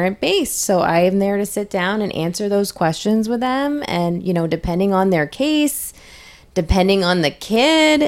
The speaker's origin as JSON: {"language": "English", "region": "New Hampshire", "country": "United States", "moved": "yes", "said": "I'm originally from New Hampshire"}